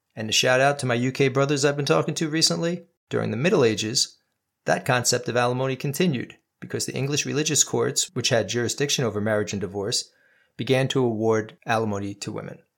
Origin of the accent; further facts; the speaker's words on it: New York, United States; my home state of New York